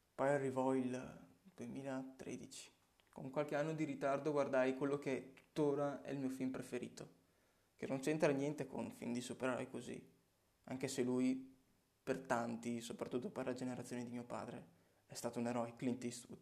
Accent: Legnago, Veneto, Italy; Sono nato in una provincia di Verona, si chiama Legnago, paesino tranquillo, dove ho anche proseguito i miei studi superiori

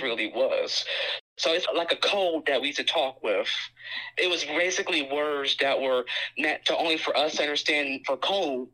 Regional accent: United States; accent: African American English (Ebonics); when I was growing up in the African American community

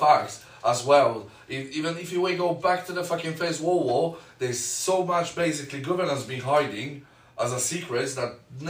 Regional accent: Poland; English is a second language; now in United Kingdom

